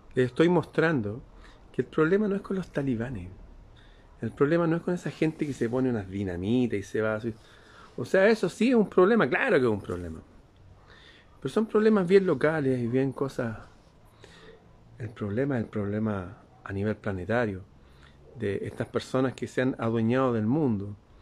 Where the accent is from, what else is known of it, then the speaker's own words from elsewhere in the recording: Chile; En mi país